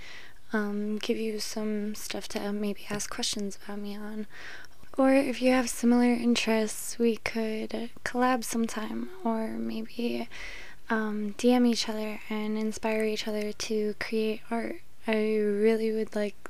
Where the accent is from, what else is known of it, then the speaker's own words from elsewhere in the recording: Chicago area, Illinois, United States; I grew up and still currently live in Chicago